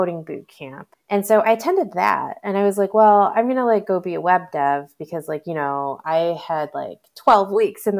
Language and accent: English; Michigan, United States; also born or lived in Boston / Bay Area; now in Austin, United States; I grew up in Michigan, which is in Eastern time